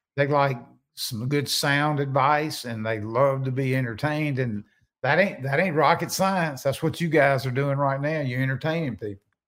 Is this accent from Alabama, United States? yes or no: no; Natchez, Mississippi, United States; I'm originally from Natchez